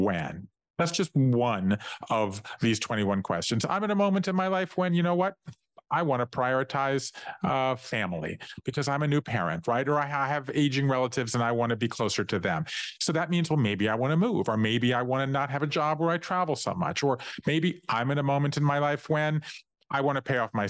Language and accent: English; Savannah, Georgia, United States; going every Saturday growing up in Savannah, Georgia, to work in my family's office with my grandfather